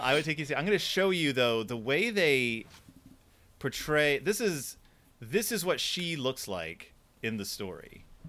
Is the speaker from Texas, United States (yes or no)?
yes; Houston, Texas, United States; I am from Houston, Texas